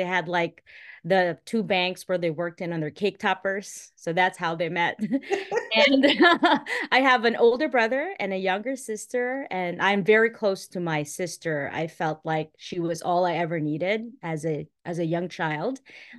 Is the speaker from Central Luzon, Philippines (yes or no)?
no; Manila, Metro Manila, Philippines; moved away as an adult; now in United States; I was born and raised in Metro Manila, in the capital of the Philippines, home to millions and millions of people, a bustling city.